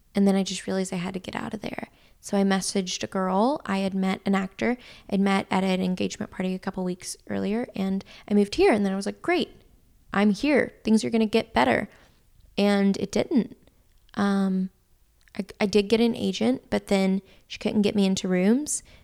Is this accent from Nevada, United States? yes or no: no; West Tennessee, United States; I'm from West Tennessee